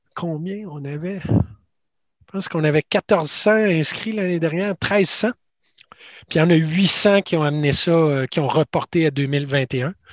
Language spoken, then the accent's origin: French; Quebec City, Quebec, Canada; je viens de Québec